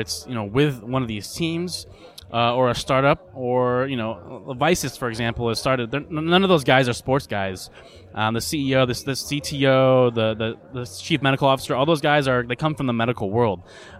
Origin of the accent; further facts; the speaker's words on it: Portland, Oregon, United States; So I grew up in Portland, go Blazers, but I went to the University of Washington for college, go Huskies